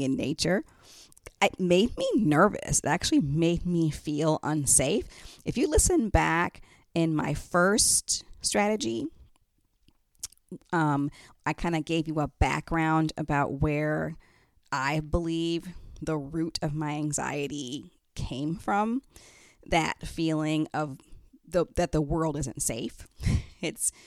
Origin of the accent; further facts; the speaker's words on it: Detroit, Michigan, United States; moved away; I'm originally from Detroit